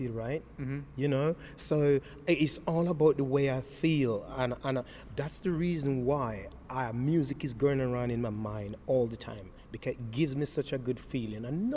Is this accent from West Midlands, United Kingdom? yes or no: yes; Wolverhampton, West Midlands, United Kingdom; also born or lived in Nottingham / Jamaica; I lived in Wolverhampton since 1975. Not moved anywhere else